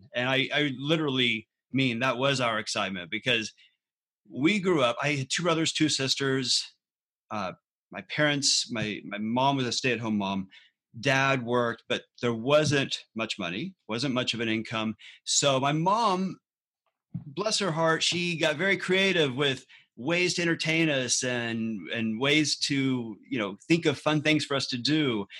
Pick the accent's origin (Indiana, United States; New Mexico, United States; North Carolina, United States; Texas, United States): Texas, United States; Galveston; born or raised there